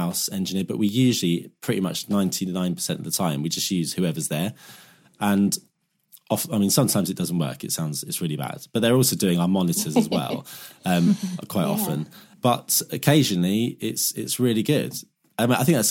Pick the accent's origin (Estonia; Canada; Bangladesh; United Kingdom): United Kingdom; Southend-on-Sea, East of England; Where I'm from Southend in Essex, so we had a little club called Chinneries.